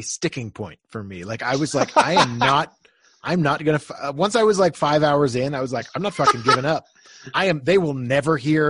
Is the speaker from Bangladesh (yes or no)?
no; United States; We are so American. Which is me.